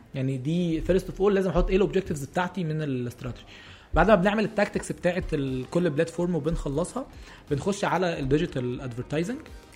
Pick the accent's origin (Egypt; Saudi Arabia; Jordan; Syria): Egypt; عندنا في مصر